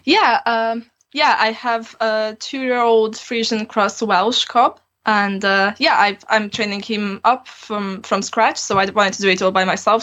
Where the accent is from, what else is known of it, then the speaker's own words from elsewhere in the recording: Transylvania, Romania; moved away as an adult; now in Aberystwyth, United Kingdom; I grew up in Transylvania and I have both Hungarian and Romanian citizenship. I just came here to study originally